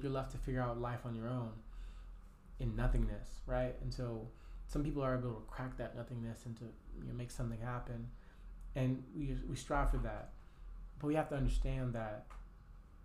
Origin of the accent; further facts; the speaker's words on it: Tulsa, Oklahoma, United States; I got to shout out my hometown. I'm from Black Wall Street. I'm from Tulsa, Oklahoma.